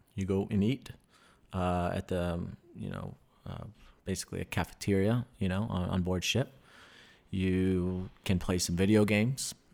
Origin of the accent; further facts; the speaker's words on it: New York, United States; moved away; growing up in New York